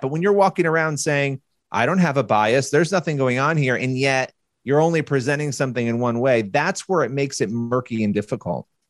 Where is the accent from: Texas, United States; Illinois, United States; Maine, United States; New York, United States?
New York, United States; Rochester; I was born in Rochester, New York, which is not all that far from the Canadian border. I grew up going to Niagara Falls all the time.